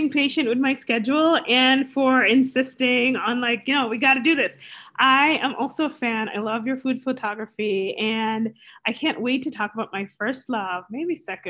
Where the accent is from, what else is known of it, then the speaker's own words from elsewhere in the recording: Guyana; now in United States; I'm from Guyana